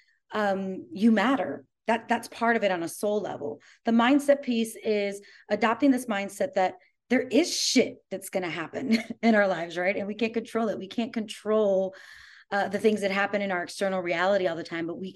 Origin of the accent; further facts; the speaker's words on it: New York, United States; moved away as an adult; now in Austin, United States; I'm originally from New York, but I moved here about 3 years ago